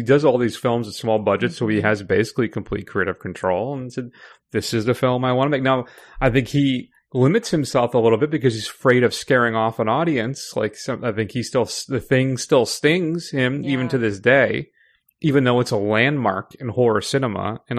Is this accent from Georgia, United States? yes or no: no; Connecticut, United States; I'm a New England guy. I'm from Connecticut